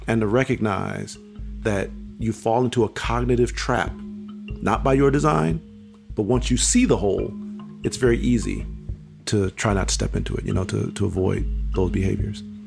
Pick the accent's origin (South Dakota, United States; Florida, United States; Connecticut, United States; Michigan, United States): Michigan, United States; Pontiac; I was born and raised in Pontiac, Michigan.